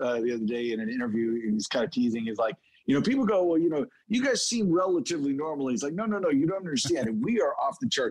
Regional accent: Oklahoma, United States; Oklahoma is where we're from. So we live there most of the time

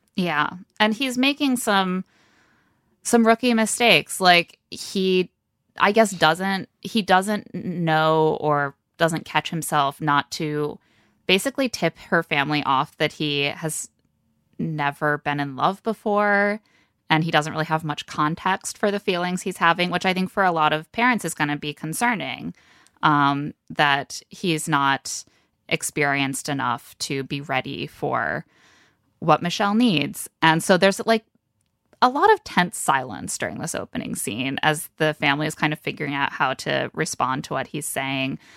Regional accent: Midwest, United States; I'm not from Minnesota, just the Midwesternness

